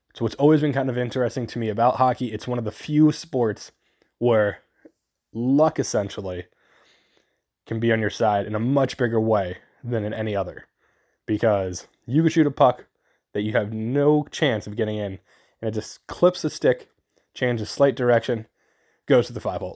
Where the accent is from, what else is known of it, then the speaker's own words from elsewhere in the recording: New Jersey, United States; I grew up in New Jersey.